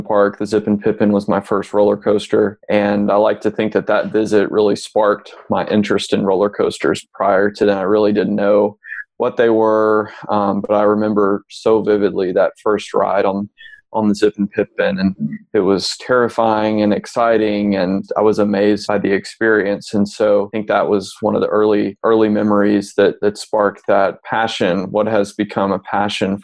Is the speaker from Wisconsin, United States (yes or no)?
no; Memphis, Tennessee, United States; I was born and raised in Memphis